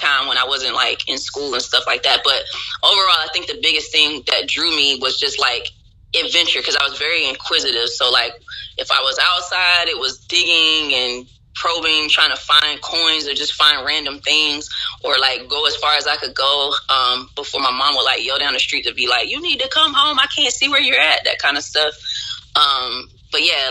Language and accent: English; Kinston, North Carolina, United States; also born or lived in Philadelphia area, Pennsylvania / Washington, D.C.; I first moved to North Carolina right before I turned 5. I actually was born in Pennsylvania, right outside of Philadelphia. And in North Carolina, it was kind of a culture shock when I first got there because I was like used to city life. And then all of a sudden, things kind of came to a screeching halt in a small town called Kinston.